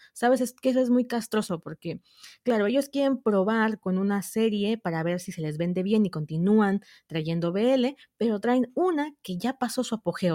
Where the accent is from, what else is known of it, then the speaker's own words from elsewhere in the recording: southern Mexico, Mexico; Soy mexicana Vivo en México, al sur de México